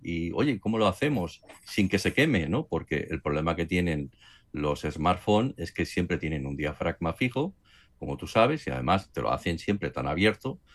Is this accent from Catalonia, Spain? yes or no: yes; Barcelona, Catalonia, Spain; moved away as an adult; also born or lived in Madrid; aunque yo soy nacido aquí en Barcelona, pero como estuve trabajando en Madrid, pues al trasladarme aquí a, Barcelona